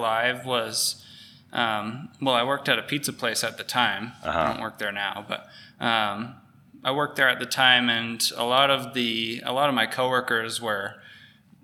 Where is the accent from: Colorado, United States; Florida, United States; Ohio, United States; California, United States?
Colorado, United States; Fort Collins; in Colorado in my hometown in Fort Collins.